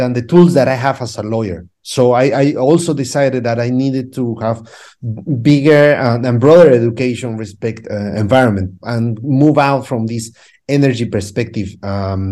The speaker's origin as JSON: {"language": "English", "region": "Cusco", "country": "Peru", "tie": "born or raised there", "second_language": "English", "moved": "as an adult", "lives_now": "London, United Kingdom", "said": "I'm from Cusco, which is a small town in Peru"}